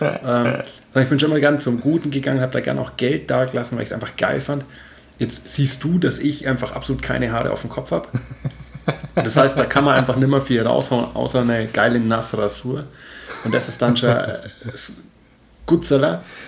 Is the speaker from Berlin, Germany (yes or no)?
no; Nördlingen, Bavaria, Germany; moved away; ich komme ja aus Nordland. Nördlingen ursprünglich